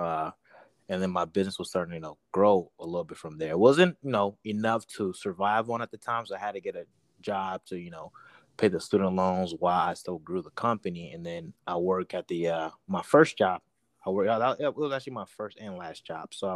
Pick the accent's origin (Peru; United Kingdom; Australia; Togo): Togo; now in United States; I'm originally from Togo, West Africa